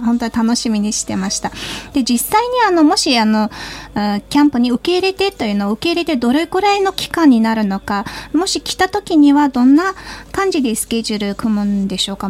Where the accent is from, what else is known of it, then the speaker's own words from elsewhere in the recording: Mongolia; now in Japan; モンゴル人